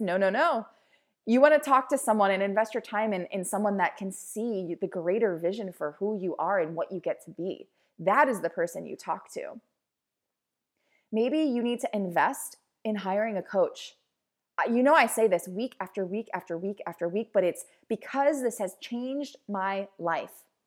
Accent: Baltimore, Maryland, United States; I'm a girl from Baltimore.

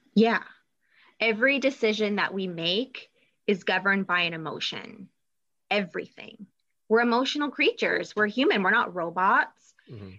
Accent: Toronto, Ontario, Canada; moved away as an adult; now in Michigan, United States; I grew up in Toronto, Canada.

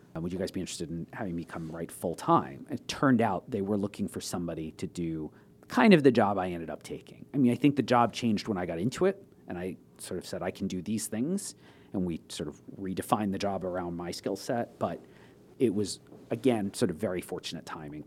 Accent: Long Island, New York, United States; moved away as an adult; also born or lived in Toronto; I was born on Long Island and grew up there. Lived in the same house until I was seventeen, left for college

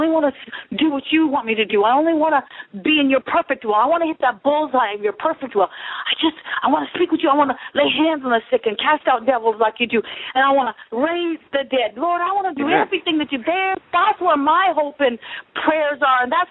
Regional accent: Niagara Falls, Ontario, Canada; moved away; I was born in Niagara Falls, Ontario

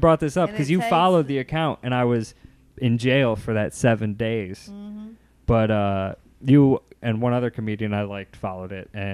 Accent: Chicago, Illinois, United States; I'm from Logan Square. So I'm from like up the block

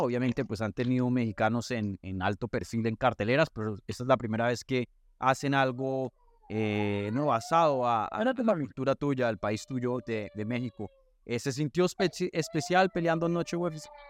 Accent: Colombia; yo soy colombiano

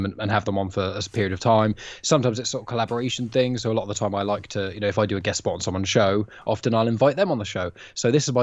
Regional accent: England, United Kingdom; So we're all English

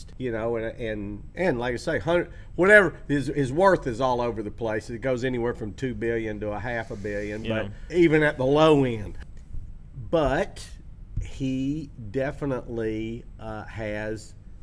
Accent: Chattanooga, Tennessee, United States; moved away; I was in Chattanooga, my hometown, back during Christmas time

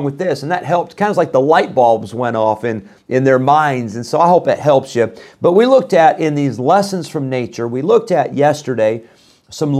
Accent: Illinois, United States; moved away; When I was growing up in Illinois, we had a wood burning stove

